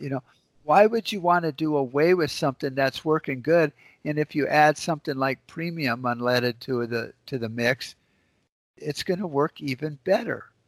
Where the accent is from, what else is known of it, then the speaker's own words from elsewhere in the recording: United States; we as American citizens